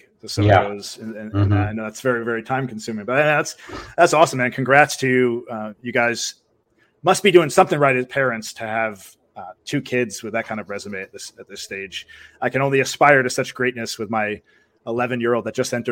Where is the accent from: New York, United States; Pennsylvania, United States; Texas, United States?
New York, United States; moved away; I'm from New York originally